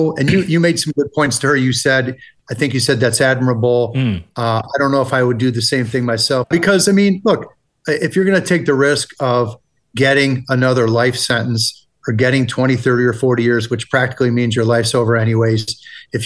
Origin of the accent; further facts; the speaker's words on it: United States; accent: American; my horrible American accent.